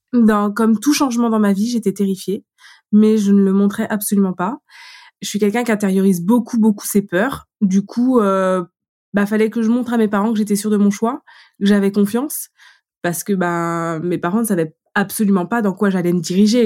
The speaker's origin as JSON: {"language": "French", "town": "Vitré", "region": "Brittany", "country": "France", "also_born_or_lived": "Laval / Paris", "moved": "as an adult", "said": "je viens de, de Vitré, euh, j'ai été faire mes études à Laval et j'arrive à Paris"}